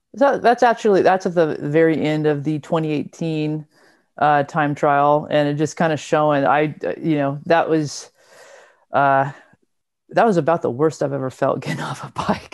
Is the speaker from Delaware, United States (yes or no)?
no; Southern California, United States; I'm from Southern California